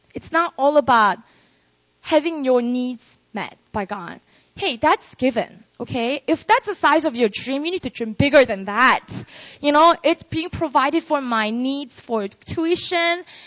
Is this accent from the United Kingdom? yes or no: no; Busan, South Korea; moved away as an adult; now in Seoul, South Korea; I was born and raised in Korea, uh, in Busan. And then when I was 19, I moved to Seoul, this city.